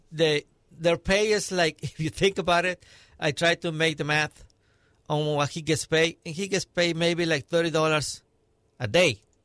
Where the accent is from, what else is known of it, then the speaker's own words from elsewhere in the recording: Mexico; now in United States; I was born and raised in Mexico